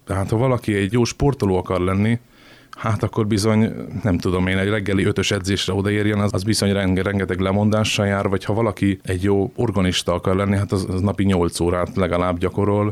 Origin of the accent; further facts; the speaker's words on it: Kecskemét, Bács-Kiskun, Hungary; moved away as an adult; now in Szeged, Hungary; én kecskeméti vagyok, ide kerültem, mert ide küldtek